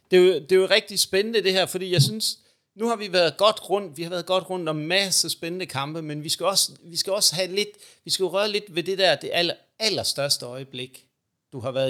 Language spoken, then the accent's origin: Danish; Aarhus, Central Denmark Region, Denmark; Nej, Aarhus. Eller fra Aarhus. Jeg er fra Aarhus.